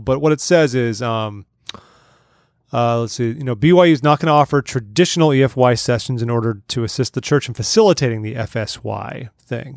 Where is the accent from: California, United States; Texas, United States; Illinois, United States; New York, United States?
California, United States; Southern; I grew up in Southern California